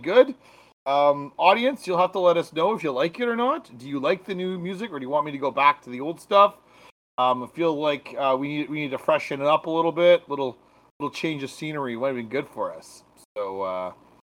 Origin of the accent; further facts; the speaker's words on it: Canada; I'm from Canada